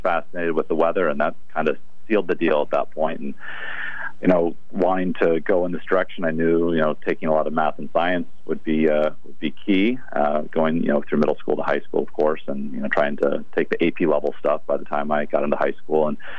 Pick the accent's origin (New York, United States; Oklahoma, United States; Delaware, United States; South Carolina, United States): Oklahoma, United States; Tulsa; moved away as an adult; also born or lived in Iowa; now in Connecticut, United States; I am a transplant. I've been in Connecticut now over 20 years, but I was born in Iowa, raised in Oklahoma, so right there in the heart of Tornado Alley.